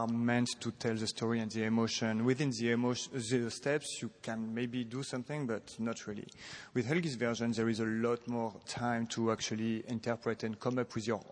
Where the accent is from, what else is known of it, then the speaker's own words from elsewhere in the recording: Lille, Hauts-de-France, France; moved away; also born or lived in Paris; I was born in northern France, in Lille, and my parents, when I was a kid, wanted me and my brother to do a sport and some music